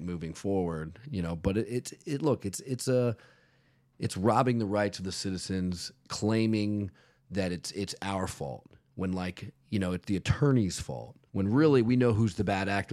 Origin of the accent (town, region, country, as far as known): Virginia, United States; now in South Florida, United States